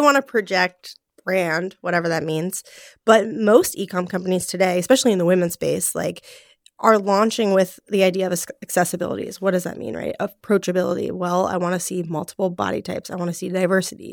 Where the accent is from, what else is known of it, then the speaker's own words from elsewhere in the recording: Cincinnati, Ohio, United States; moved away as an adult; also born or lived in Los Angeles; I am from Cincinnati, Ohio.